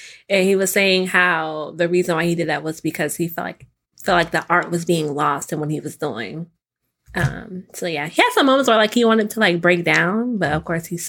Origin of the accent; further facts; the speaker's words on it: the South, United States; I grew up in the South